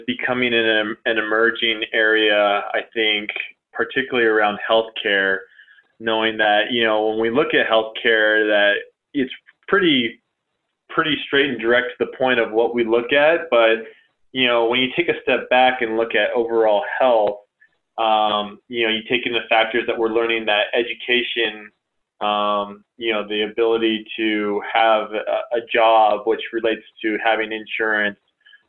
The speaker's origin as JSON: {"language": "English", "region": "California", "country": "United States", "said": "I came from Southern California where, you know, there was a community that was neighboring one of the towns that I lived"}